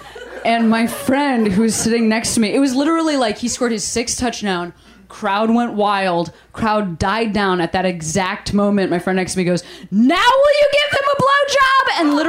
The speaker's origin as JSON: {"language": "English", "town": "Chicago", "region": "Illinois", "country": "United States", "said": "She's a nice person. I'm from Chicago."}